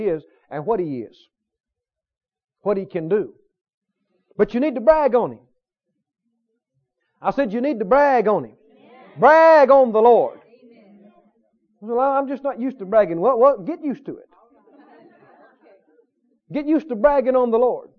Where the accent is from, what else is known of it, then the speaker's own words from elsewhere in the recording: the South, United States; accent: Southern; I was from the South